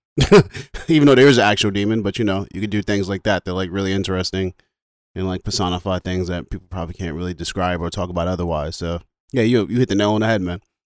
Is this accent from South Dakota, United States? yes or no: no; New York, United States; I'm from New York. So, like, bo-, born and raised from New York, African-American